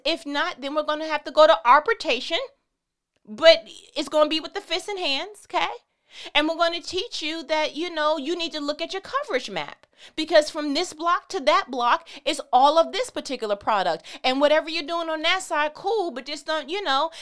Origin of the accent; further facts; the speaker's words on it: New York, United States; I'm from New York